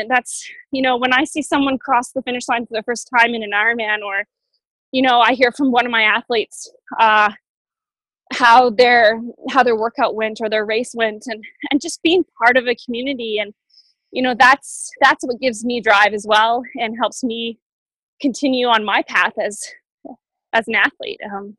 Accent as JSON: {"language": "English", "town": "Boulder", "region": "Colorado", "country": "United States", "tie": "born or raised there", "said": "In Colorado, in my hometown in Boulder, I think we have about 12 to 15."}